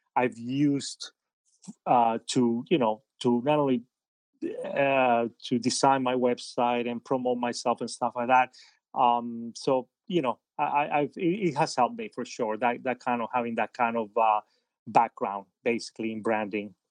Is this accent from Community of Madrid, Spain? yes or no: yes; Madrid, Community of Madrid, Spain; moved away; also born or lived in Havana, Cuba; I grew up in Spain. I'm, I'm, I'm Cuban. I was born in Havana, but, uh, when I was very little, my, my parents had moved to, from Havana to Madrid in Spain.